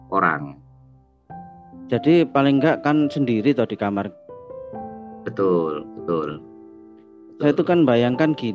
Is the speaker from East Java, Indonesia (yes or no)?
yes; Malang, East Java, Indonesia; kotaku ini aslinya Malang tapi bekerjanya di Jakarta